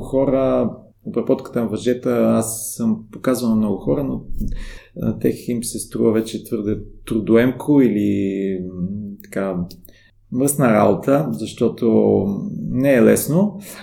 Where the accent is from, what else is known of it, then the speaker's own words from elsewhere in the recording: Bulgaria; аз съм от България